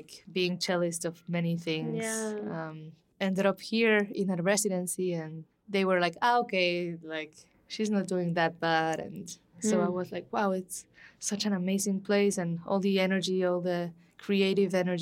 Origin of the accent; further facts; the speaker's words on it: Guatemala City, Guatemala Department, Guatemala; moved away as an adult; also born or lived in Antigua, Guatemala; now in Mexico City, Mexico; I'm from Guatemala City as well